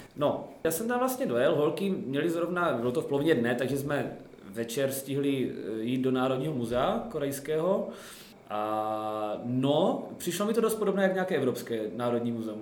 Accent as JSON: {"language": "Czech", "town": "Zlín", "region": "Zlín Region", "country": "Czechia", "said": "jsem ze Zlína, tak tady ve Zlíně trénu"}